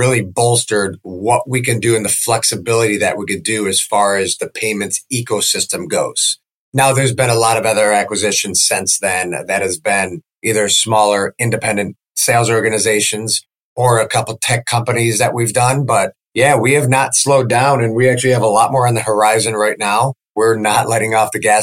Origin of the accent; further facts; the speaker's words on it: Chicago, Illinois, United States; moved away as an adult; now in Sarasota, United States; I grew up in the Chicagoland area